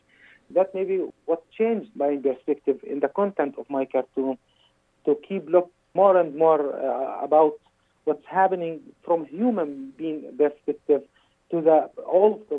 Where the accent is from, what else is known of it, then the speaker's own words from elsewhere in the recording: Kuwait; moved away; I was born in Kuwait in 1979